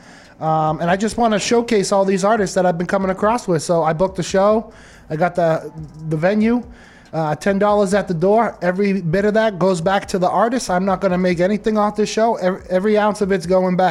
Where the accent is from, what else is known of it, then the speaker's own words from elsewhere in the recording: Lowell, Massachusetts, United States; coming from the city of Lowell